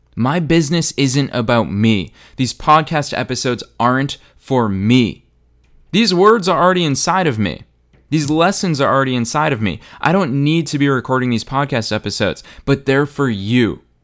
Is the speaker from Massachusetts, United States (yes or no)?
yes; Boston, Massachusetts, United States; Boston, Massachusetts, my hometown